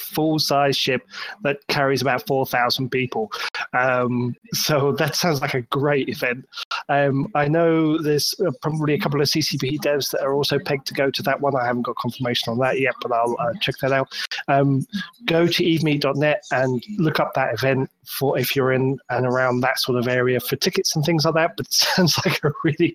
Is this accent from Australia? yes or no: no; United Kingdom; I'm a Brit